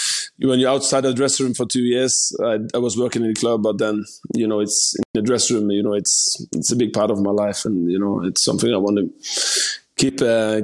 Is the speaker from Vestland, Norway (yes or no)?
yes; Sogndal, Vestland, Norway; also born or lived in Leeds, United Kingdom / Bergen, Norway; I moved home to Sogndal where I grew up.